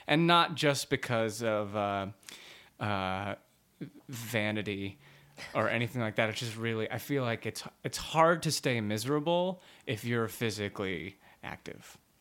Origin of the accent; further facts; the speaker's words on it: Dallas, Texas, United States; moved away; I'm from Dallas, Texas